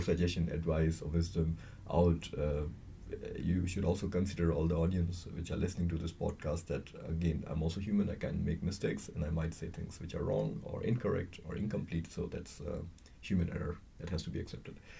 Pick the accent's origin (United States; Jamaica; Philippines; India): India; moved away; I'm from India